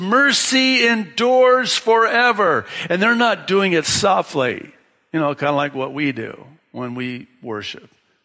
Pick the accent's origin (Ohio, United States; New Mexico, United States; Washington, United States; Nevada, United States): Washington, United States; Tekoa; that's the town I grew up in Washington State, small farm town, and that's what they called it, Tekoa, Washington. So Tekoa, my hometown